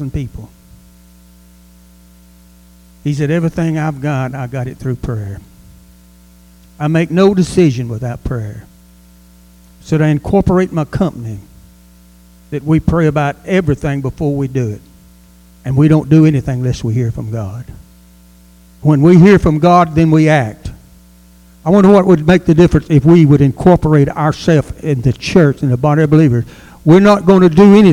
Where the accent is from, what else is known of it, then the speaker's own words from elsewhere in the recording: United States; we are American, and we live in America